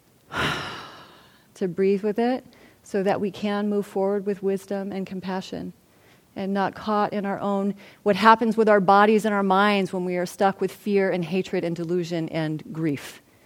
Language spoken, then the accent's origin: English; Santa Barbara, California, United States; also born or lived in Los Angeles, United States; I'm from Santa Barbara, and I'm a white, you know, woman, and I actually grew up in a relatively comfortable um, way in Santa Barbara